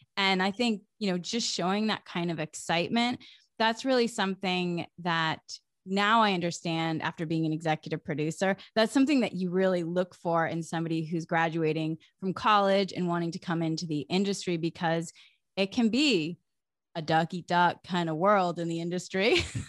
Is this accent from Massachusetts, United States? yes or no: yes; Massachusetts, United States; I grew up in New England, in Massachusetts, in a small town.